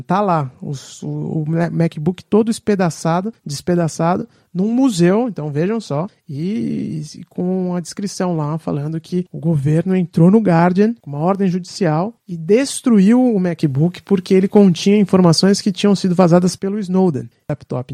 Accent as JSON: {"language": "Portuguese", "country": "Brazil", "moved": "yes", "lives_now": "England, United Kingdom", "said": "eu sou brasileiro, só tenho passaporte brasileiro e sou brasileiro com muito orgulho"}